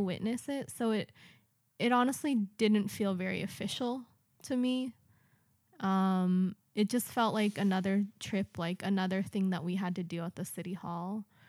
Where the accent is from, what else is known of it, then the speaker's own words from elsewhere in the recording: United States; now in Japan; I'm American